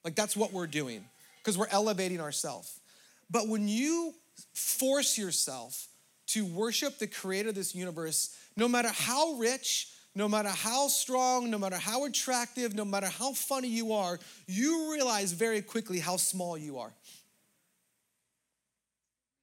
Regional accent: Southern California, United States; as a American, for me, white privileged, Southern California person

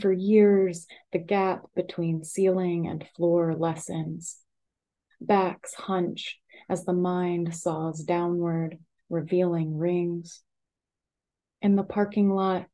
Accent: the South, United States; moved away; moving away from the South

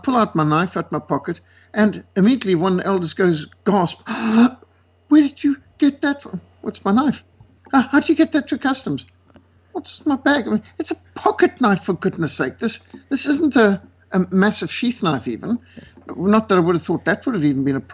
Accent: South Africa; So I said, South Africa

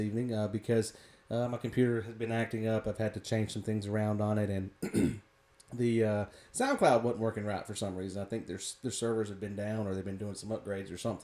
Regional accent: South Carolina, United States; we're from the South here in South Carolina

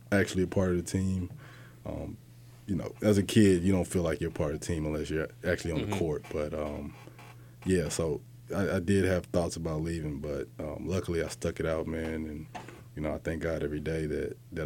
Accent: Leander, Texas, United States; moved away as an adult; also born or lived in Killeen, Texas / Austin, Texas; now in Boston, United States; I'm originally from Leander, Texas, is a small suburb outside of Austin. You know, I was an Army brat

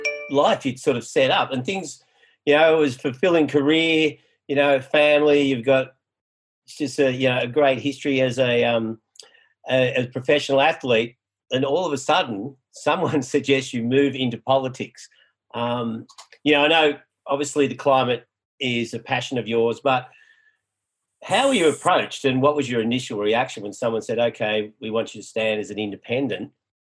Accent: Manly, New South Wales, Australia; I grew up in Manly, so even though I don't live in Thredbo now

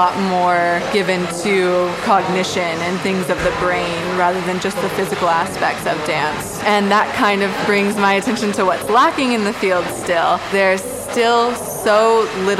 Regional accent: Florida, United States; moved away as an adult; now in London, United Kingdom; I am originally from Florida

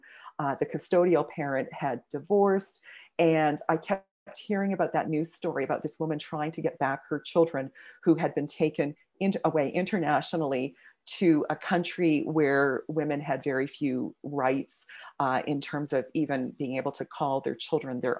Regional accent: Kingston, Ontario, Canada; first language English; now in Edmonton, Canada; I was born in Kingston, but grew up in a farming community just outside of there

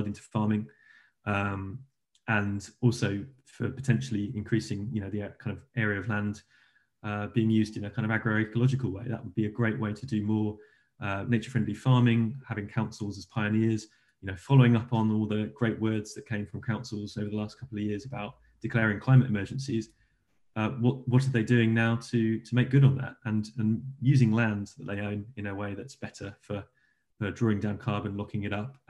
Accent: England, United Kingdom; we in the UK and England

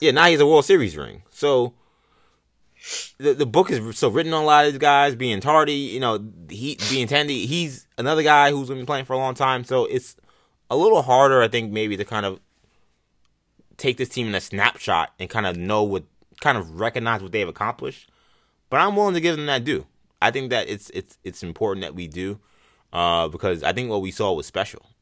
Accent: New York, United States; I'm a New Yorker.

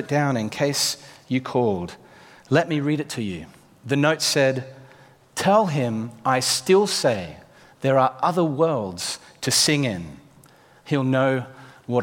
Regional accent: Australia; now in United Kingdom; Being an Australian

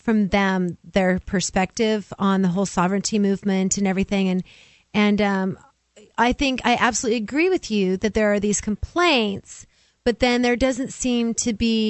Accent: Kauai, Hawaii, United States; moved away; also born or lived in Oahu, Hawaii / Portland, Oregon; I lived on Oahu for a few months. I'm mostly from Kauai.

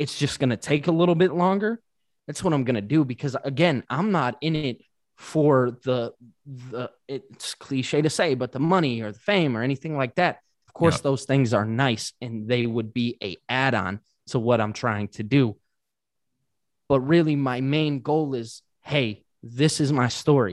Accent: Detroit, Michigan, United States; I love my hometown. I'm still here

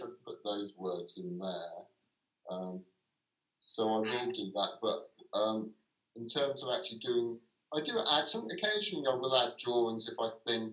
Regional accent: London, United Kingdom; now in Brighton, United Kingdom; I would still describe myself as a Londoner, and so not as a person living on the outskirts of Brighton

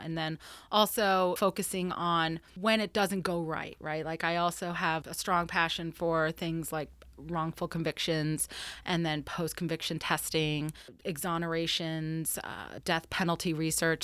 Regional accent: Florida, United States; I'm from Florida

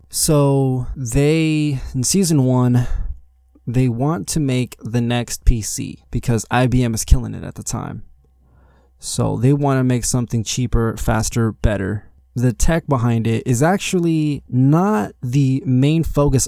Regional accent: Las Vegas, Nevada, United States; I was born here in Las Vegas, Nevada.

